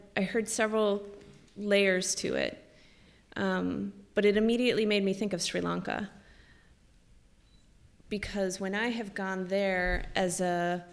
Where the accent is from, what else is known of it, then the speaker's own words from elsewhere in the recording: United States; as an American